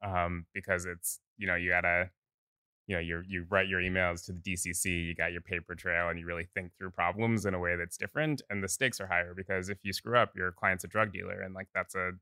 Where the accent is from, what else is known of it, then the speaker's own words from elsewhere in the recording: Oakland, California, United States; Yeah, I live 2 miles from where I grew up